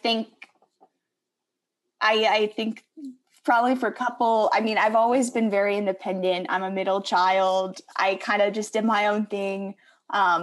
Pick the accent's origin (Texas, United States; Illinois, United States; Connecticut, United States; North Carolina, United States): Connecticut, United States; moved away; also born or lived in Arkansas / Missouri / California / Spain; I grew up in Connecticut